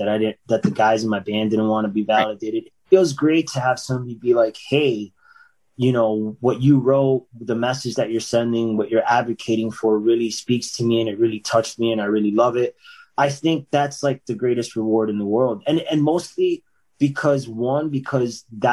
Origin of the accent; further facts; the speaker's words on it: about 45 minutes from Fort Lauderdale, Florida, United States; Fort Lauderdale, which is about like 45 minutes from my hometown